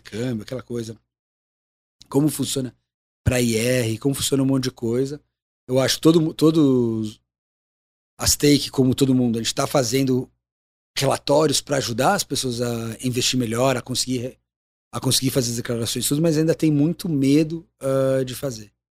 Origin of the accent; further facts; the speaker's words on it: Brazil; Sou brasileiro, moro aqui